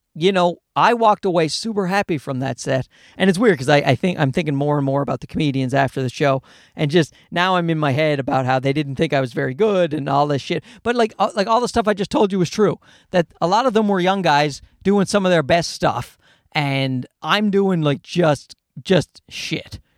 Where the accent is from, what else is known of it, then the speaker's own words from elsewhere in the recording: Newfoundland and Labrador, Canada; moved away; my type of white has been around for a, uh, many generations in, uh, Newfoundland where I grew up